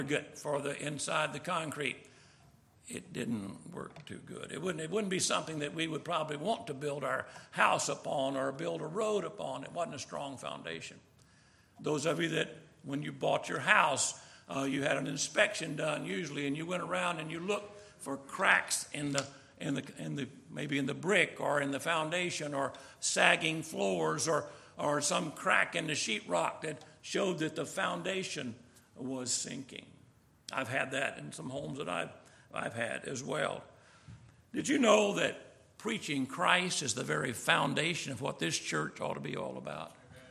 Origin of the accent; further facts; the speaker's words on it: Summerville, South Carolina, United States; I was from Somerville, South Carolina, near Charleston, I ended up going to Clemson